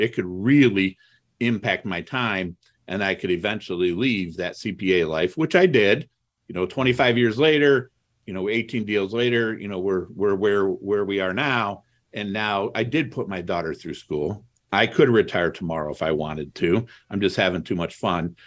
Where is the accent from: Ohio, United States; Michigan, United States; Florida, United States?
Ohio, United States; Toledo; also born or lived in Cleveland, Ohio; I grew up in Toledo, Ohio.